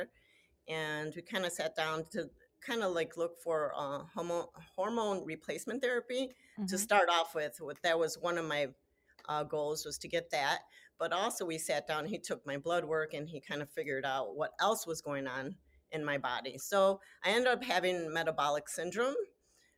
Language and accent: English; Chicago, Illinois, United States; I am born and raised in Chicago